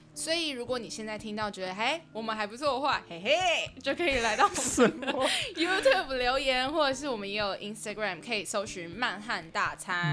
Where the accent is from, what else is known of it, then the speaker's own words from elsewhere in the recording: New Taipei, Taiwan; also born or lived in Banqiao District, New Taipei; 我是新北人